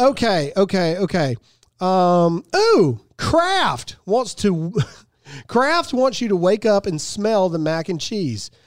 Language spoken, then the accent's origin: English; Mississippi, United States; moved away; my home state of Mississippi